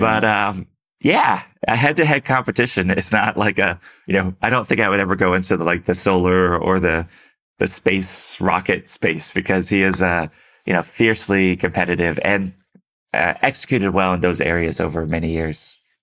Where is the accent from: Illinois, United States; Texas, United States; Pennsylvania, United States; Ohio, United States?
Texas, United States; Houston; moved away; also born or lived in San Francisco; Houston, my hometown